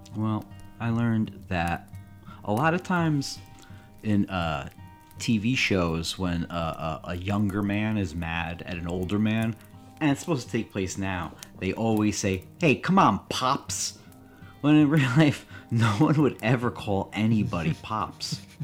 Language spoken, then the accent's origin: English; Connecticut, United States; I'm from Connecticut